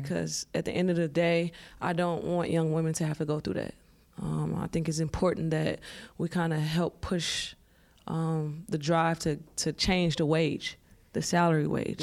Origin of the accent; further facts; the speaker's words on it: Chicago, Illinois, United States; moved away; my mom sheltered me, you know, growing up in Chicago